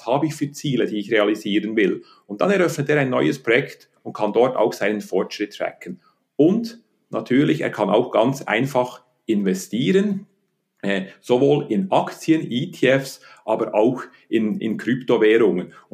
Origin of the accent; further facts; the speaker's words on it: Bern, Switzerland; Äh, ich bin in Bern aufgewachsen, habe dann studiert an der Universität Betriebswirtschaft und Volkswirtschaft